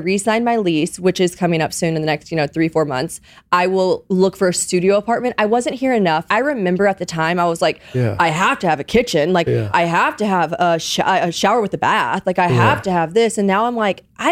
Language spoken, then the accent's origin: English; the South, United States; moved away as an adult; also born or lived in Nashville, Tennessee; now in New York, United States; I grew up in the South